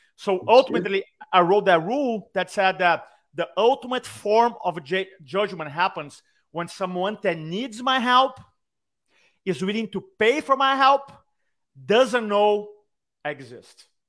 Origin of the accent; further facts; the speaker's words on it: Brazil; accent: Brazilian; English is a second language; I have a Brazilian accent